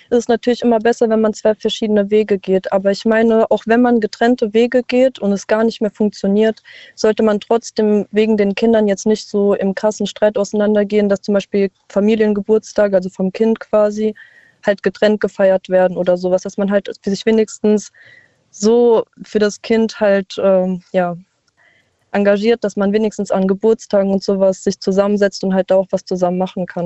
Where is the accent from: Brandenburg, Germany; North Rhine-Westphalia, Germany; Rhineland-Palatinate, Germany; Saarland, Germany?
Saarland, Germany; Ich komme aus dem Saarland.